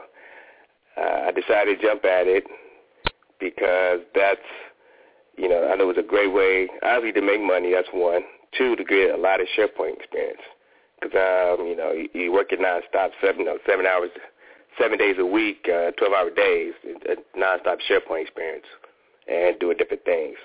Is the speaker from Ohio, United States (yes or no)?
yes; Ohio, United States; also born or lived in Washington, D.C. / Fort Worth, Texas; now in Atlanta, United States; I'm from Ohio